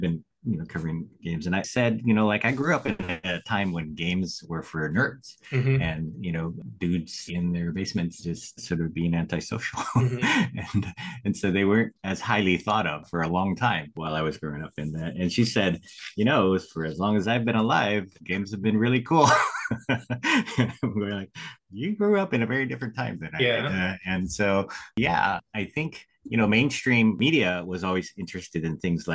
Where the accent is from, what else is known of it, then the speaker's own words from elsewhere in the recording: Sacramento, California, United States; I grew up in Sacramento